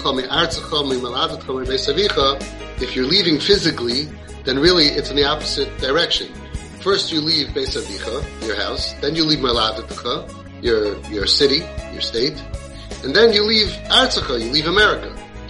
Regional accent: Williamsburg, New York, United States; I say the good thing about growing up in Williamsburg is that if you're not sure what you did that day, you could ask your neighbors.

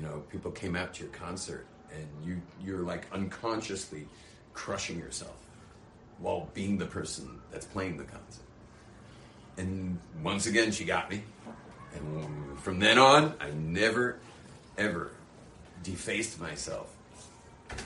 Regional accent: Australia; now in Jerusalem, Israel; I'm from Australia

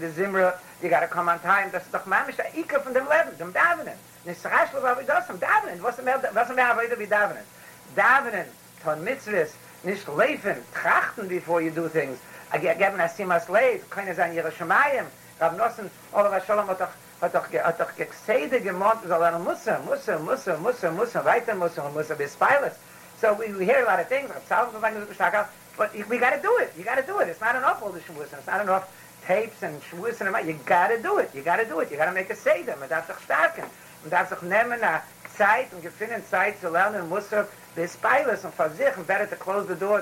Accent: New York City, New York, United States; I grew up in the Bronx with all the Irish

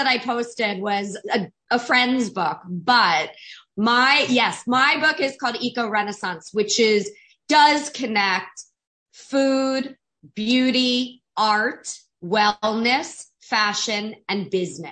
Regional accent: South Florida, United States; I grew up in South Florida

